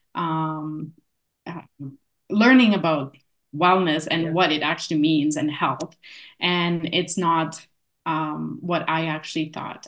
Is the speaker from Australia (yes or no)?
no; Canada; accent: Polish; also born or lived in Poland; came into Canada um, in 87, so in the 80s, late 80s, um, and was raised most of my life here